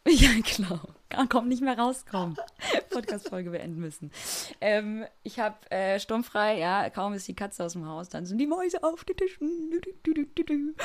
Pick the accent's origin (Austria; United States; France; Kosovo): Kosovo; moved away; im Kosovo, da wo ich herkomme